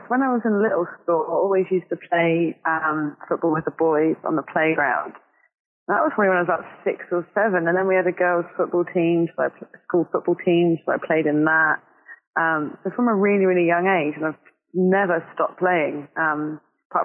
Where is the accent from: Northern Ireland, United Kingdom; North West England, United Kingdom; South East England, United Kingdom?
South East England, United Kingdom; Southampton; I am born and bred Southampton. Always lived here. Spent a couple of years out of the country